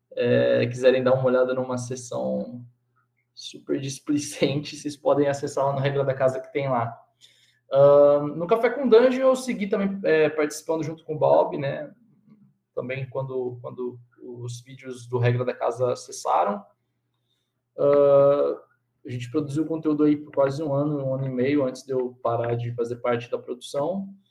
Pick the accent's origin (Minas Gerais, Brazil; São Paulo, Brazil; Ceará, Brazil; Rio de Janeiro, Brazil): São Paulo, Brazil; Cosmópolis; eu sou de Cosmópolis